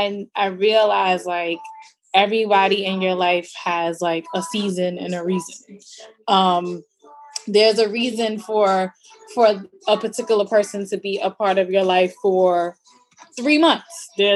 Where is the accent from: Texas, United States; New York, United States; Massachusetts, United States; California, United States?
New York, United States; Brooklyn; Oh, I'm from Brooklyn.